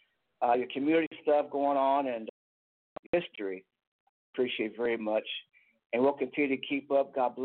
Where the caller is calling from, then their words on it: Toledo, Ohio, United States; also born or lived in Tulsa, Oklahoma; I'm calling from Toledo, Ohio.